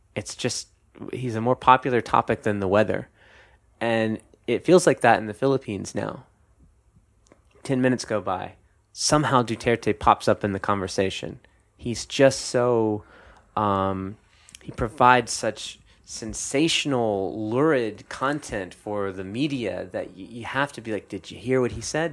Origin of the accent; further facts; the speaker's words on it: North Carolina, United States; my home state, uh, North Carolina, which is in the South